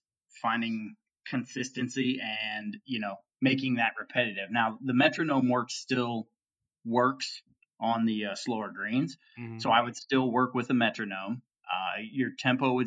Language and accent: English; Ohio, United States; I grew up on Muni tracks in Ohio myself